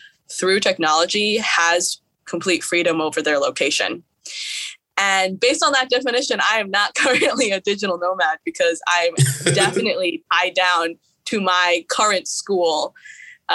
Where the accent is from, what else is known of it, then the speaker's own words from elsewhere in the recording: Chicago, Illinois, United States; moved away as an adult; now in Shanghai, China; I'm originally from Chicago, Chinese American